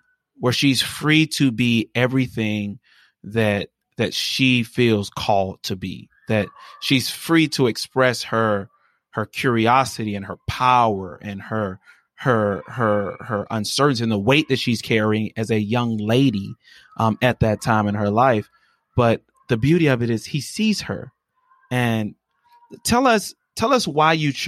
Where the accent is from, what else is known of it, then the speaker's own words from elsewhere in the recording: Birmingham, Alabama, United States; growing up in Birmingham and being a preacher's kid myself